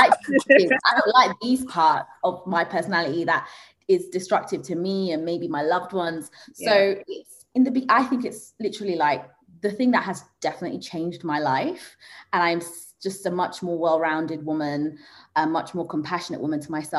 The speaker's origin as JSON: {"language": "English", "region": "Zanzibar", "country": "Tanzania", "said": "I'm from Zanzibar, and like I think there's probably like one psychotherapist on that whole island"}